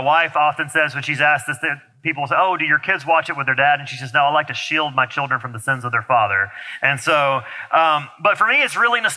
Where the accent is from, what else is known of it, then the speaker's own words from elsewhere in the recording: Alabama, United States; I'm from Alabama